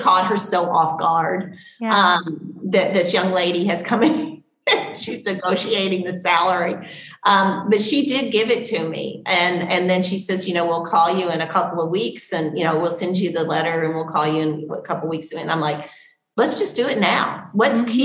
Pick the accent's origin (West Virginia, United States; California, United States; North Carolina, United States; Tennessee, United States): Tennessee, United States; I grew up in Tennessee